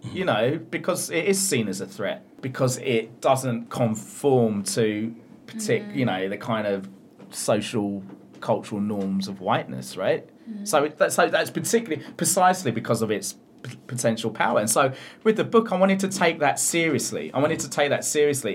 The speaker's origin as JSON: {"language": "English", "country": "United Kingdom", "tie": "born or raised there", "said": "as a British Asian or, you know, someone South Asian origin, born in Britain"}